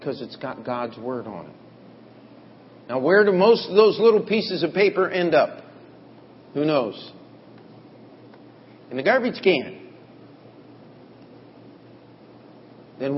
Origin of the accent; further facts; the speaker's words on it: United States; as Americans